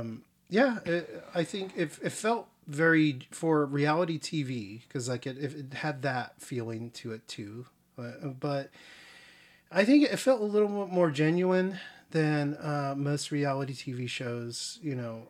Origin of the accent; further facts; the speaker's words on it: California, United States; You know, I was raised near Los Angeles. I mean, you know, well, not in it, but around it.